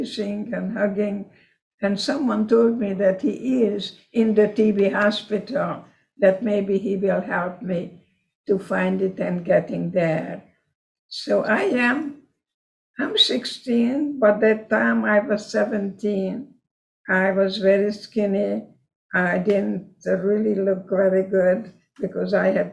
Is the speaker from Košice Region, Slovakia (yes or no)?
yes; Košice, Košice Region, Slovakia; first language Hungarian; English is a second language; moved away as an adult; it was Czechoslovakia at that time, called Košice now, Kassa, Hungary, when I lived there